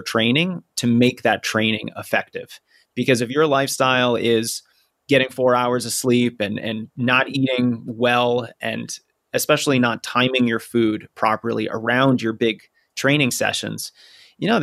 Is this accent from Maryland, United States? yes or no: no; Colorado, United States; I'm from Colorado